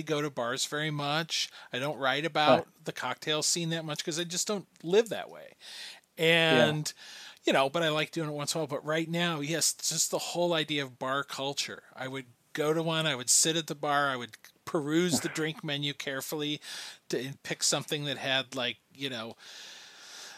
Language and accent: English; Wichita, Kansas, United States; we're both from Kansas, we're both from Wichita